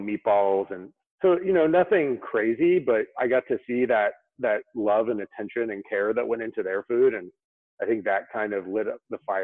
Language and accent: English; San Diego, California, United States; moved away; also born or lived in Memphis, Tennessee; I was born in Southern California. I grew up in San Diego, California